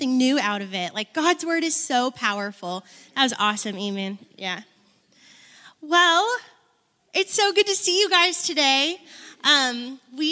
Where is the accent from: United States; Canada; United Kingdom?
United States; Buffalo, New York; I grew up in Buffalo, New York.